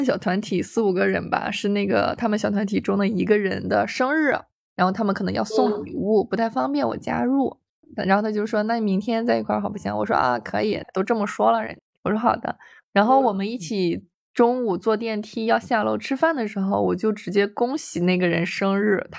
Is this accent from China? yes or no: yes; Shandong, China; 然后我们都是山东的，